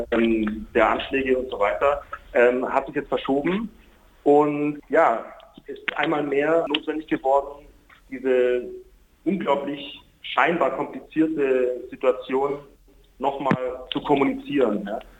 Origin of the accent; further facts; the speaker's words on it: Israel; also ich bin ein Palästinenser, der äh, ein israelischer Staatsbürger ist.